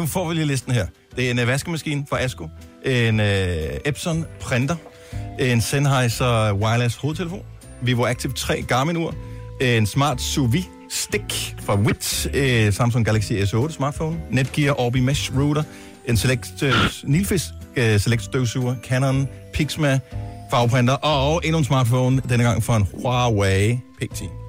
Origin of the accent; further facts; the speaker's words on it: North Funen, Southern Denmark, Denmark; jeg er opvokset på Nordfyn